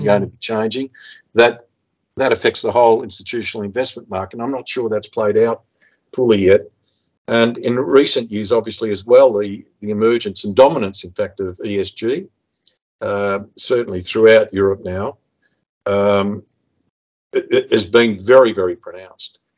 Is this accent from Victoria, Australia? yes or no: yes; Melbourne, Victoria, Australia; moved away as an adult; now in Budapest, Hungary; I grew up in the uh, western suburbs of Melbourne as the son of, uh, of migrants.